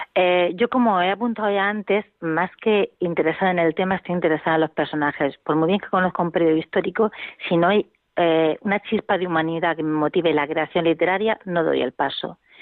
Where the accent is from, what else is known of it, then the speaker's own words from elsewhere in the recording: Region of Murcia, Spain; nosotros somos de Murcia